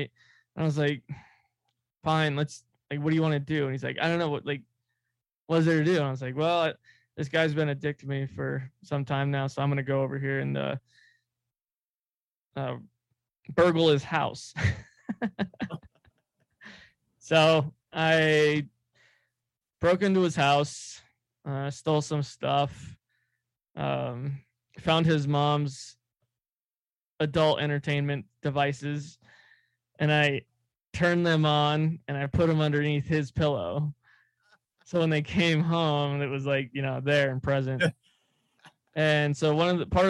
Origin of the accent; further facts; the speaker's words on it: California, United States; moved away; we came back from California from visiting my family, because that's where I'm from originally